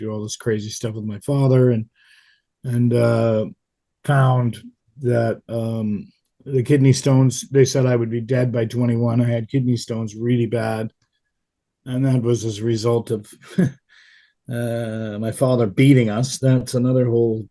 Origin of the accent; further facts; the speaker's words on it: Canada; moved away; also born or lived in Dallas / Europe; being Canadian